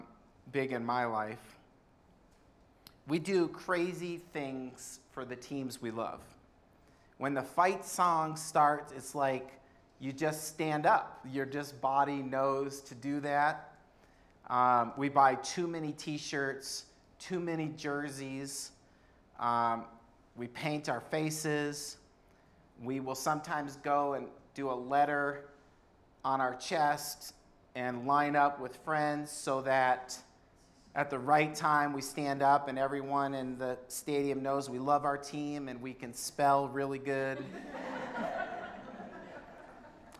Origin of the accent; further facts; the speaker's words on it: Indiana, United States; I grew up in Indiana